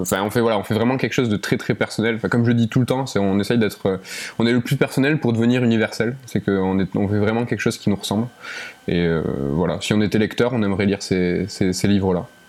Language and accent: French; Toulouse, Occitania, France; on est de, on est de Toulouse